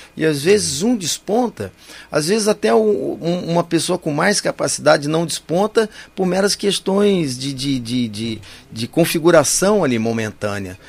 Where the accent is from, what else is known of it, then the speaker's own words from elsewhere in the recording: Campinas, São Paulo, Brazil; eu nasci em Campinas em 1957